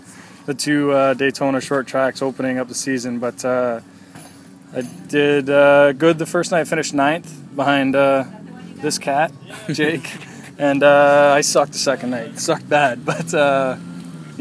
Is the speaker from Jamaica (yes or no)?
no; Canada; Being Canadian